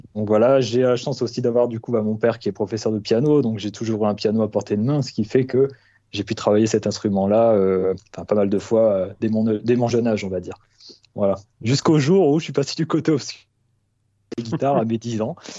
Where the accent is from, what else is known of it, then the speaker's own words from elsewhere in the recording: Nord-Pas-de-Calais, Hauts-de-France, France; moved away; je suis issu de, du Nord-Pas-de-Calais de base